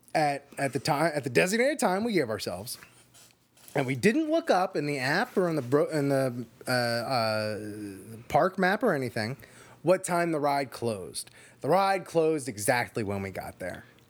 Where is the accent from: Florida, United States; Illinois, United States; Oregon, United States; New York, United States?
Florida, United States; I grew up in Florida